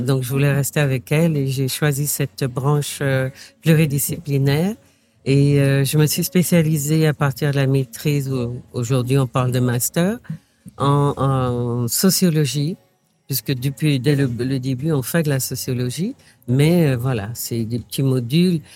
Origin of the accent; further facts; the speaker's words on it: Martinique; moved away as an adult; also born or lived in Paris; je viens effectivement de la Martinique